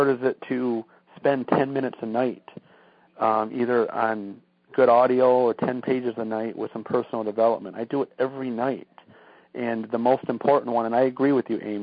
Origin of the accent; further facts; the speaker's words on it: Michigan, United States; we're from Michigan, and it's cold, like 20, 30 degrees here in the winter